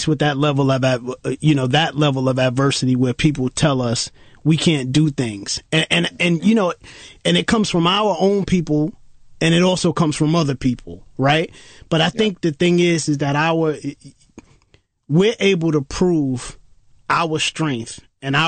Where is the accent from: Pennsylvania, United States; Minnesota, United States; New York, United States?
New York, United States; New York City; being a New Yorker, we had stations, right, within New York City back then in the early 80s